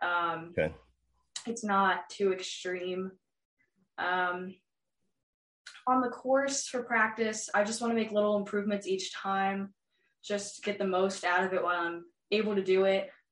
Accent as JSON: {"language": "English", "town": "New Albany", "region": "Ohio", "country": "United States", "said": "I am from New Albany, Ohio, and I'm an upcoming freshman at New Albany High School"}